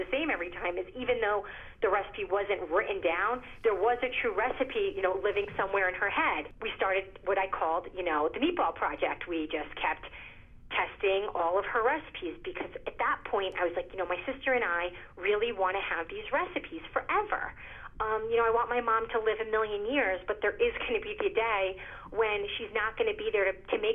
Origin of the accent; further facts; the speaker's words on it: Rhode Island, United States; also born or lived in Italy; We settled back in Rhode Island